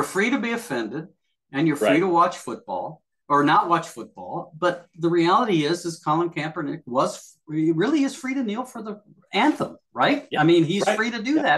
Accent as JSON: {"language": "English", "country": "United States", "said": "you and I are Americans"}